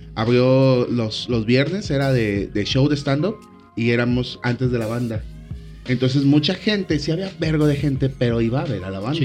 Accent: Colima, Mexico; also born or lived in Guadalajara; vengo de Colima

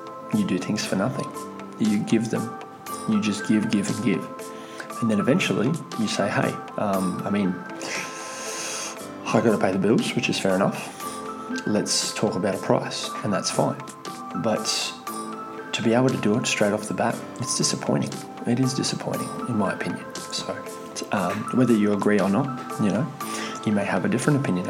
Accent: Russia; moved away; I'm from Russia. Technically, I'm from the Soviet Union, so we've got a whole bartering system where I'm from. So I guess it's just, that's my upbringing

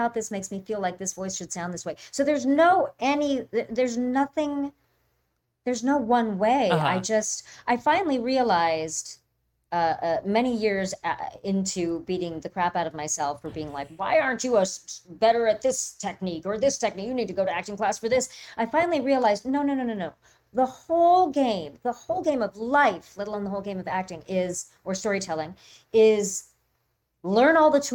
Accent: Orange County, California, United States; I grew up in Orange County and California

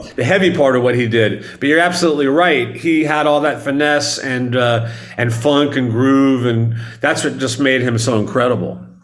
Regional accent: Dallas, Texas, United States; moved away; also born or lived in Arizona / New York City; I was born in Arizona, but I grew up in Dallas, Texas

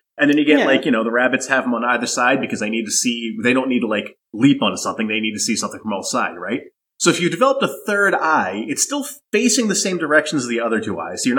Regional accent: United States; as an American

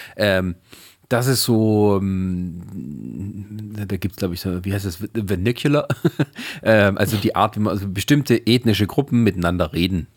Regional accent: Germany; Wobei mal Holländisch, glaube ich, als Deutscher, also ich kann es zumindest relativ gut lesen

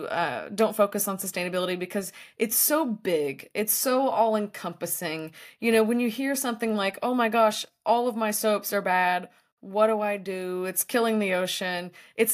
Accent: Tennessee, United States; now in California, United States; where I grew up in Tennessee

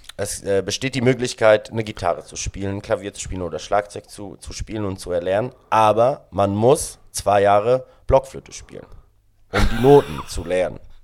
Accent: Sedrun, Graubünden, Switzerland; German is a second language; moved away as an adult; now in Berlin, Germany; ich bin äh, 1992 in der Schweiz im schönen Kanton Graubünden in einer Skiortschaft namens Sedrun geboren

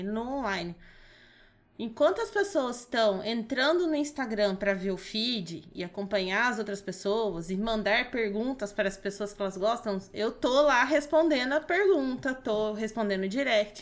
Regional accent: Pouso Alegre, Minas Gerais, Brazil; moved away as an adult; now in Dracena, Brazil; Voltei para minha cidade, Pouso Alegre, sou de Minas

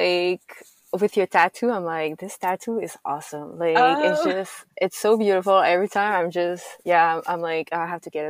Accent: Canada; I'm French Canadian, so I speak French.

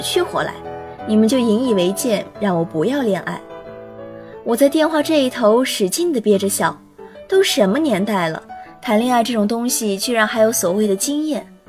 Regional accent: Yangzhong, Jiangsu, China; now in Nanjing, China; 来自江苏扬州

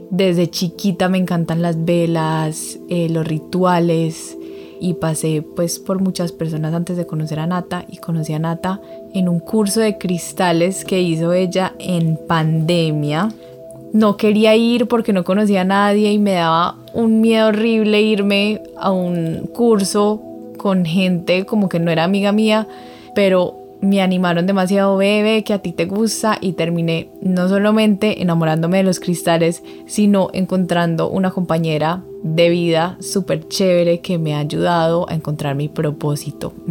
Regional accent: Medellín, Antioquia, Colombia; born there; nací en Medellín, Colombia, una familia hermosa, dos papás muy trabajadores

